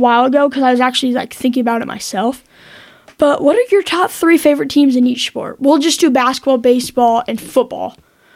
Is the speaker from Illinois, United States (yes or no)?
yes; Illinois, United States; I'm from Illinois